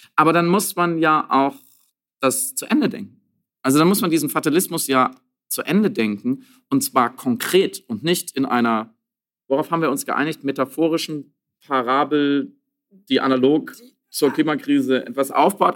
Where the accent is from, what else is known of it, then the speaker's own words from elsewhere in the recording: Germany; bei uns in Deutschland